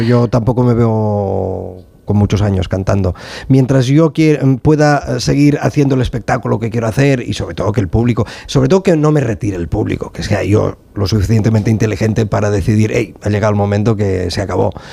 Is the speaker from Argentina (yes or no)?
no; Sabadell, Catalonia, Spain; yo soy de Sabadell